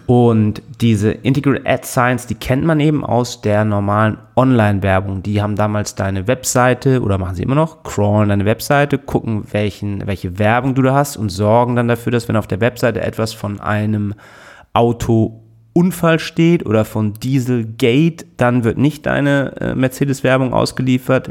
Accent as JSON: {"language": "German", "region": "Hamburg", "country": "Germany", "tie": "born or raised there", "said": "ich bin doch auch geboren in Hamburg"}